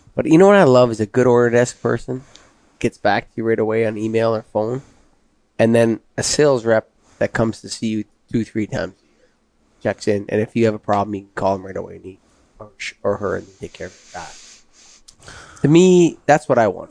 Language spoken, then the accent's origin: English; Canada; me being Canadian